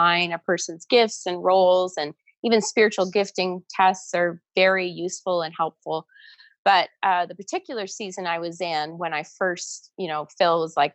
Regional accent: Toronto, Ontario, Canada; also born or lived in Atlanta, United States; now in Calgary, Canada; I grew up in the Toronto area

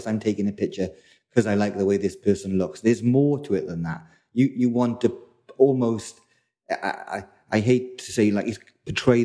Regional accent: South Wales, United Kingdom; moved away as an adult; now in London, United Kingdom; I'm originally from South Wales, and I've been in London maybe 15, 20 years now.

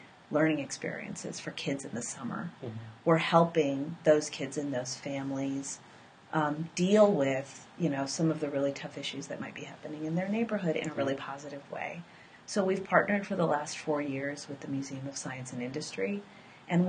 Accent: West Coast, United States; now in Chicago, United States; I am from the West Coast. I lived for a long time on the East Coast

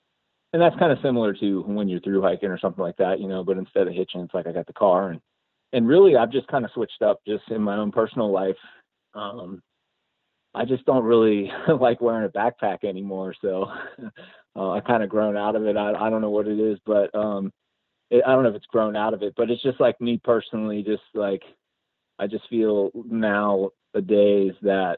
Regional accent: Ashland, Oregon, United States; I'm from Ashland, Oregon.

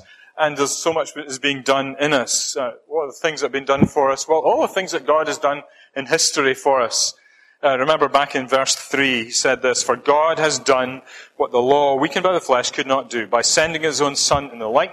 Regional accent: Scotland, United Kingdom; accent: Scottish; moved away as an adult; I'm hanging on to my Scottish accent as much as I can

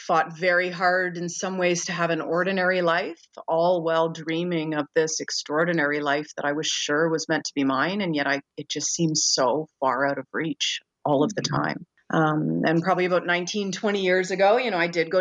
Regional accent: Brampton, Ontario, Canada; I grew up in Brampton, Ontario

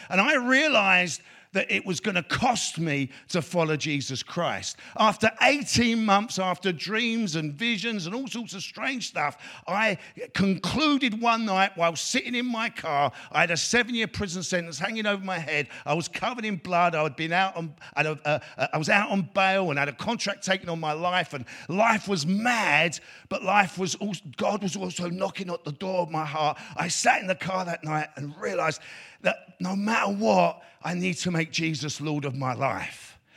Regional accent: London, United Kingdom; me growing up in East London

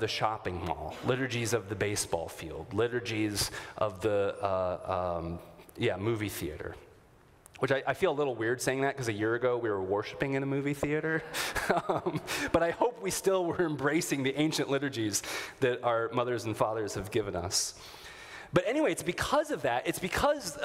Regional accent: Minnesota, United States; a good Minnesotan

